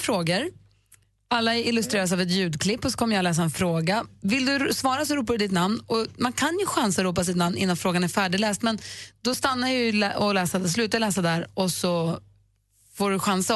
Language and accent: Swedish; Luleå, Norrbotten County, Sweden; moved away; min hemstad, nämligen Luleå